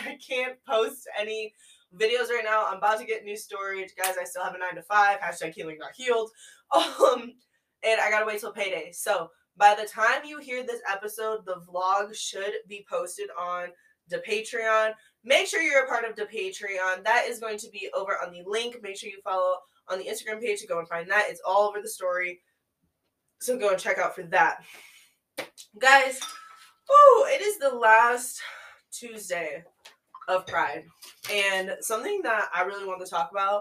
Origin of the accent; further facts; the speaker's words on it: the Yankee North, Northeast, United States; I am from the Yankee North